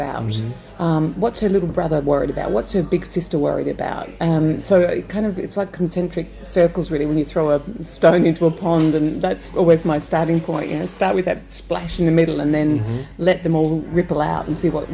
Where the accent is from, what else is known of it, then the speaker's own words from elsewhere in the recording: South Australia, Australia; I grew up in South Australia